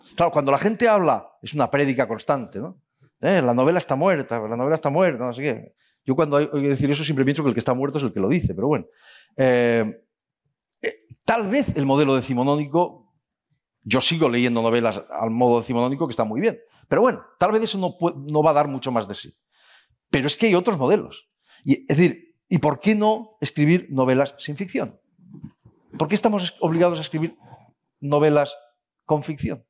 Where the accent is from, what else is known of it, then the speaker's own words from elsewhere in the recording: Spain; los españoles